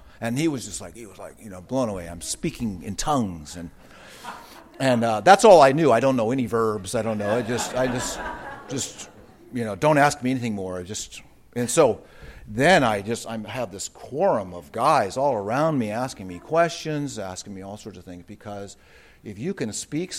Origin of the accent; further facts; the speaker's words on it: United States; where I grew up in the United States